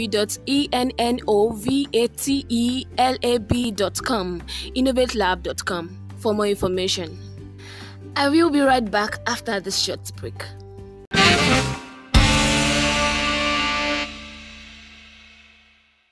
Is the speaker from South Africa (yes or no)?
no; Ibadan, Oyo, Nigeria; I'm from Nigeria. I grew up in a city founded on Seven Hills, the beautiful city of Ibadan